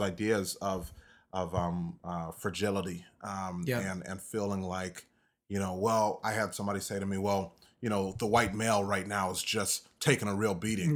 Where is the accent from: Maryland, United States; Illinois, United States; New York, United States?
Illinois, United States; DeKalb; was born in DeKalb, Illinois. Mm-hmm. Um, born and raised.